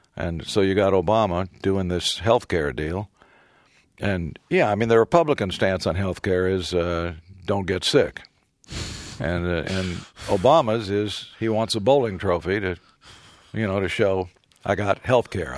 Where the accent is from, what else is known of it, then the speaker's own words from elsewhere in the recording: Texas, United States; I'm often called the only good thing that ever came out of Texas